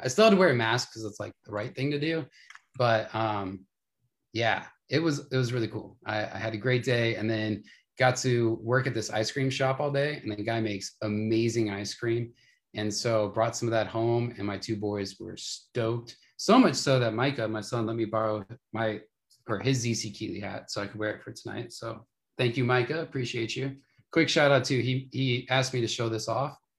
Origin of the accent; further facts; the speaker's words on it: Las Vegas, Nevada, United States; now in Arizona, United States; I grew up in Vegas